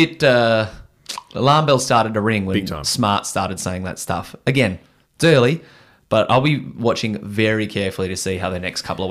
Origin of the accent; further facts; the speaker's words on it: Australia; As you do as an Australian.